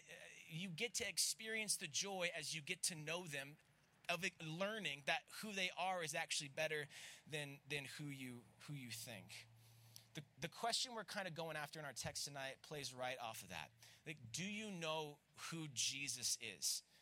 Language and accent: English; Florida, United States; accent: southern; I'm from Florida